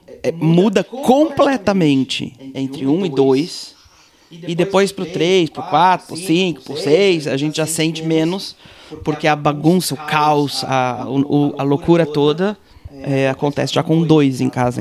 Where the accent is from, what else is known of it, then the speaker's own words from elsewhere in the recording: Blumenau, Santa Catarina, Brazil; moved away; also born or lived in Israel; que sou israelense, mas sou brasileiro, cresci no Brasil e tal. No Brasil tem inverno, eu morava em Blumenau